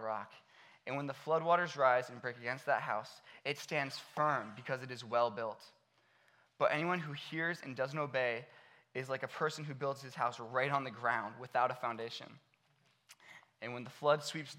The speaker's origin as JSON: {"language": "English", "town": "Akron", "region": "Ohio", "country": "United States", "tie": "born or raised there", "said": "I grew up right here in Akron"}